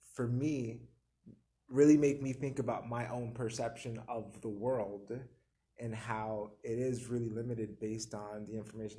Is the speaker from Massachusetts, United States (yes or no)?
no; New Jersey, United States; now in Tucson, United States; I'm from New Jersey, so my experience actually is different from the experience here.